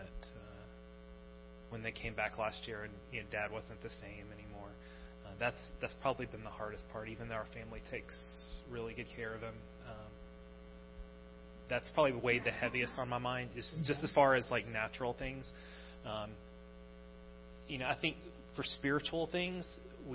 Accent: United States; moved away as an adult; now in Sweden

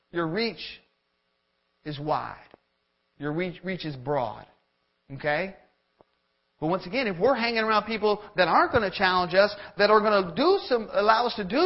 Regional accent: Florida, United States; moved away as an adult; now in Georgia, United States; we're from Florida

